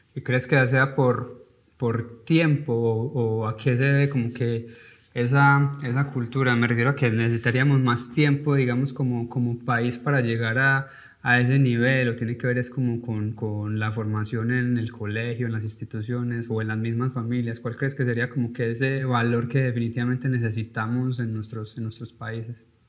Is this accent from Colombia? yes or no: yes; Paisa region, Antioquia, Colombia; now in United States; como paisa o como colombiano